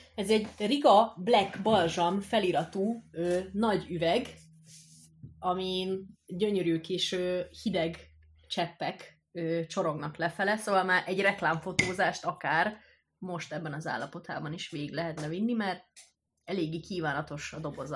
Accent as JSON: {"language": "Hungarian", "country": "Hungary", "tie": "born or raised there", "moved": "as an adult", "lives_now": "Budapest, Hungary", "said": "én egy kis faluból származok"}